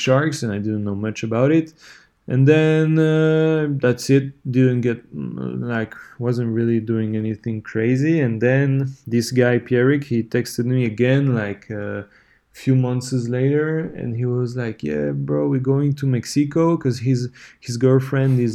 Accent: Switzerland; I'm from Switzerland

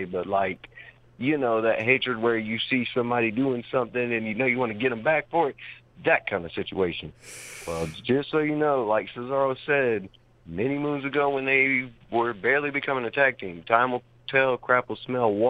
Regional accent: Georgia, United States; I've been here in Georgia 20-plus years of my life. I'm 24 now.

